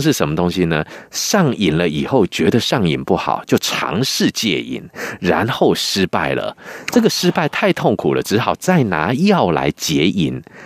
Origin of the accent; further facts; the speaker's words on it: Taiwan; 我们台湾人